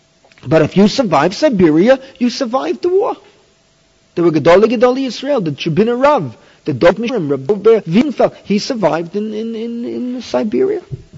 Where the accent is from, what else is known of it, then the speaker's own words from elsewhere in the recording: United States; moved away as an adult; now in Israel; When I was growing up in America, the 50s